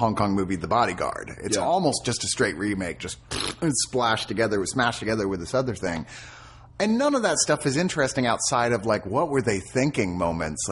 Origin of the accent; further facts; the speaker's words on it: United States; I'm American